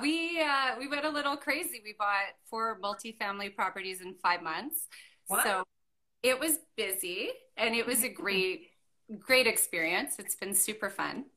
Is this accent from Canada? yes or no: yes; Okanagan Valley, British Columbia, Canada; moved away; where I grew up in the Okanagan Valley